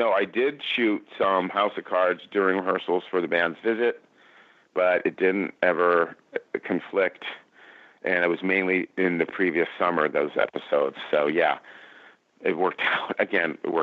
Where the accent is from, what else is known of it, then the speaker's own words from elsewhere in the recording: Berkeley, California, United States; moved away as an adult; also born or lived in Boston / London; I am from California, from Northern California, Berkeley, the People's Republic of Berkeley, California.